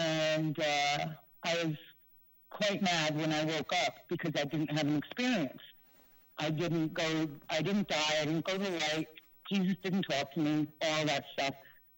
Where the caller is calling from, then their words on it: New York City, New York, United States; I'm calling from the Bronx.